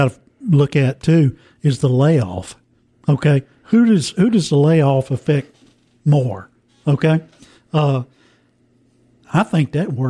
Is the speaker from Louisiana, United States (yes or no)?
yes; New Orleans, Louisiana, United States; I'm from New Orleans